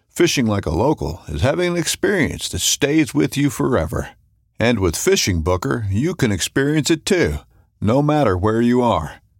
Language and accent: English; Central Kentucky, United States; I grew up here right in Central Kentucky